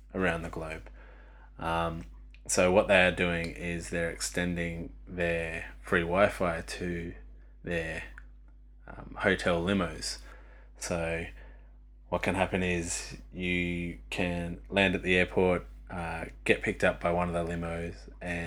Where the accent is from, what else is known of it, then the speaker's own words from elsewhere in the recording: Australia; I come from Australia